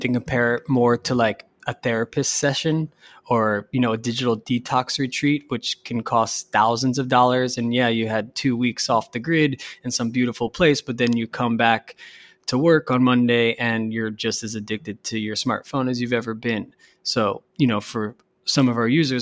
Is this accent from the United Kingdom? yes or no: no; United States; being an American